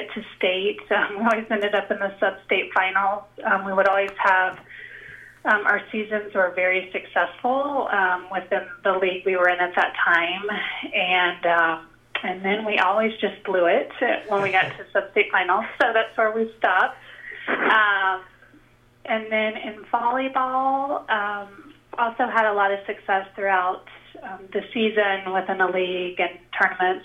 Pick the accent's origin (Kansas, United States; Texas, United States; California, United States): Kansas, United States; Gardner; I grew up in Gardner. We moved there when I was very young, and so grew up in the Gardner School District